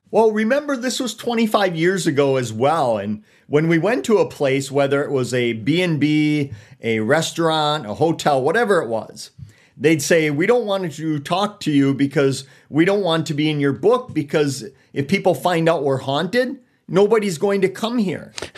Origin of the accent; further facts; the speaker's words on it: Eau Claire, Wisconsin, United States; also born or lived in Elmwood, Wisconsin; from, born and raised in Eau Claire, a sawdust city